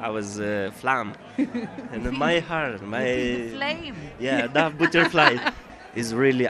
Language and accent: English; Moldova; English is a second language; moved away as an adult; now in Ireland; I'm from Moldova. Come to Ireland a few years.